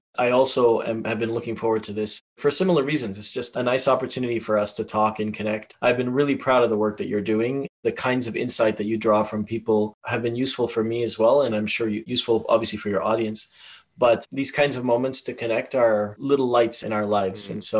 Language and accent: English; Tanzania; also born or lived in Malawi / Zambia / Yemen / United Kingdom; now in Canada; I was raised in Tanzania, lived in Malawi, Zambia, Yemen, the United Kingdom, Europe, and Canada, obviously.